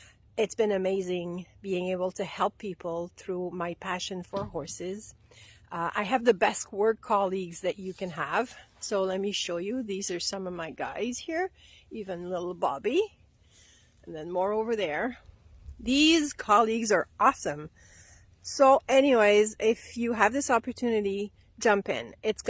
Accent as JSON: {"language": "English", "region": "Quebec", "country": "Canada", "said": "I'm from Quebec, Canada."}